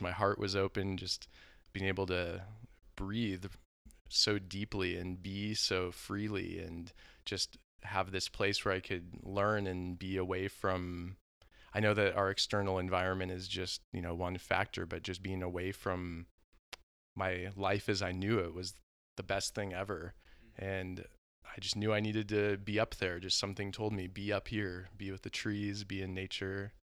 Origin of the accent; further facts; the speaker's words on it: Southern California, United States; I grew up in Southern California